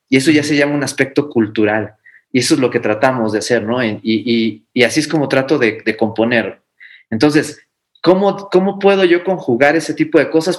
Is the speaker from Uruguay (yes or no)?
no; Mexico; nosotros como mexicanos